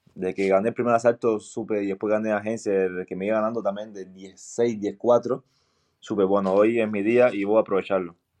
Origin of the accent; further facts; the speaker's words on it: Cienfuegos, Cuba; now in Belgium; Y empecé en Cienfuegos, yo soy de Cienfuegos.